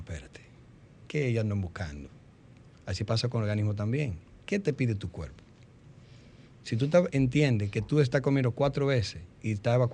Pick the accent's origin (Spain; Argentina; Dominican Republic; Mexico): Dominican Republic; como buen dominicano, arroz.